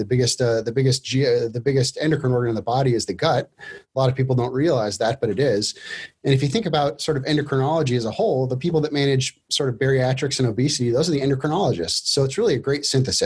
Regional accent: Alaska, United States; moved away as an adult; also born or lived in Minnesota / Boston; now in Rochester, Minnesota, United States; I grew up in Alaska, born and raised there, left Alaska to go to college

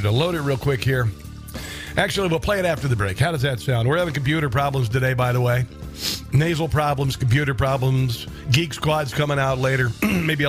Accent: Omaha, Nebraska, United States; I'm from Omaha

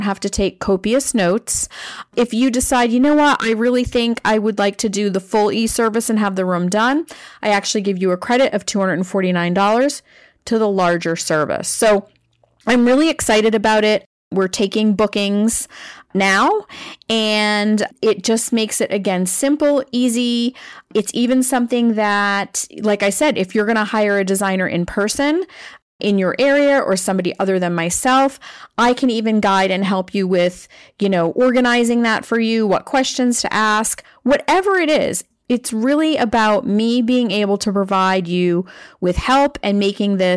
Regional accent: Maine, United States; I grew up in Maine, and I grew up in a lovely suburb.

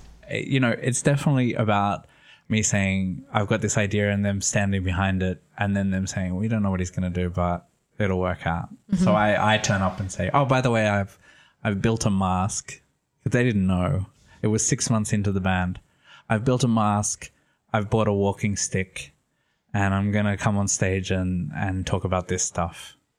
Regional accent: Sydney, New South Wales, Australia; moved away as an adult; now in Italy; I'm Australian, though nobody knows from my accent. I'm from Sydney, Australia. I was born in Sydney. I lived there until I was 27, and then I moved to Italy, which has been 6 years.

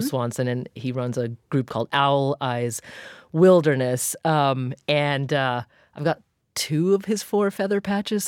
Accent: Oregon, United States; now in Massachusetts, United States; I grew up in in Oregon and played in the woods like every day of my life

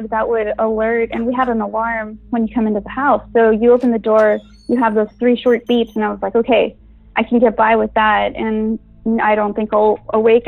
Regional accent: Brownsville, Texas, United States; moved away as an adult; now in Austin, United States; I'm originally from Brownsville, Texas

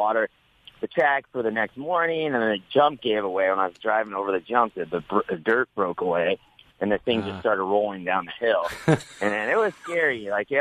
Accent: Nebraska, United States; moved away as an adult; now in Temecula, United States; I grew up in Nebraska

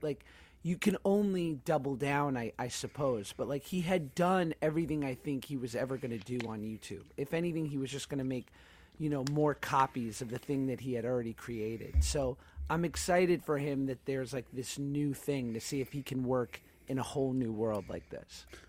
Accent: United States; also born or lived in New York / Los Angeles, California; being a Jew growing up in New York and L.A.

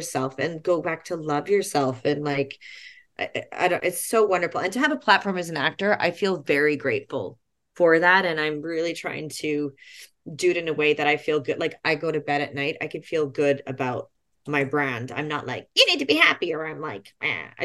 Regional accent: Jasper, Alberta, Canada; I'm so proud of being from a national park, and I'm from Jasper

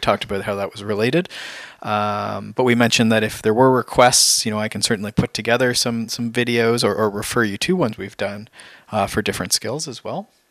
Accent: Canada; We're, we're Canadian

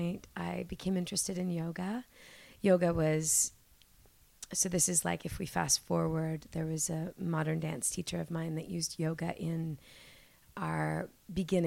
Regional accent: Toronto, Ontario, Canada; I am a Toronto born and raised girl

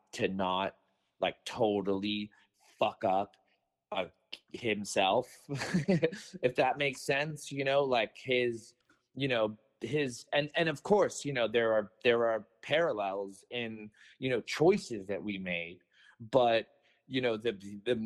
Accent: Los Angeles, California, United States; growing up in Venice

